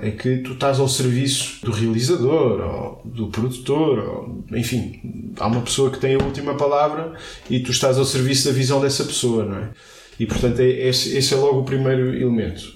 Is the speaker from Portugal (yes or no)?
yes; Alcobaça, Centro, Portugal; also born or lived in Leiria; eu sou de Alcobaça, comecei, comecei a estudar eh, música